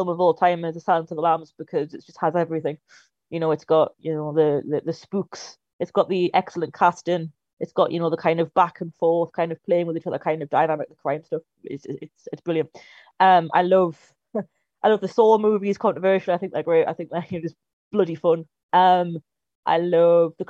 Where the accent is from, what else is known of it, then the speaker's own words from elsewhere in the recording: Newcastle upon Tyne, North East England, United Kingdom; moved away as an adult; I'm originally from Newcastle, if it wasn't obvious enough, and I moved down here a few years ago to study film.